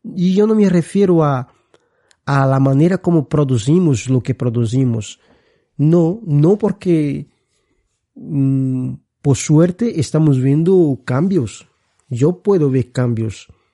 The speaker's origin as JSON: {"language": "Spanish", "country": "Brazil", "second_language": "Spanish", "moved": "as an adult", "lives_now": "Spain", "said": "soy brasileño. Mi formación es de ahí. llevo muchos años viviendo aquí en España"}